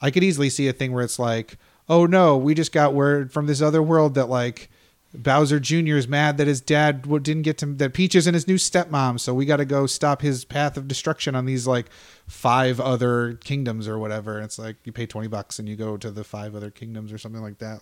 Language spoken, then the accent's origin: English; United States; I'm American